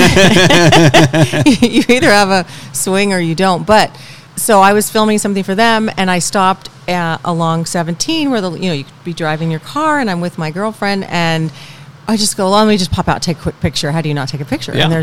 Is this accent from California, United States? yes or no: yes; San Diego, California, United States; also born or lived in Tahoe / Bay Area / Pleasanton; now in Palm Desert, United States; I'm from San Diego originally